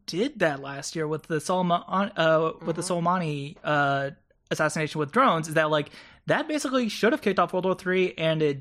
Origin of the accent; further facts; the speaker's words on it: Japan; I grew up in Japan, and a huge thing there is that they don't really have they have Japanese military bases, but a lot of it's American military bases.